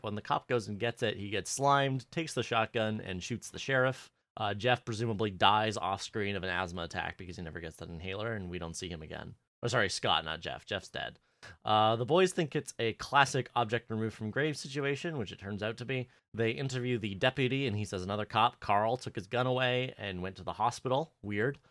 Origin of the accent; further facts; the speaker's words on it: Canada; being Canadian